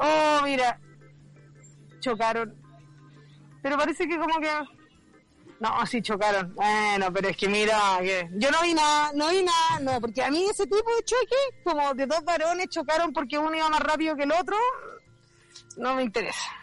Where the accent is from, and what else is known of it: Chile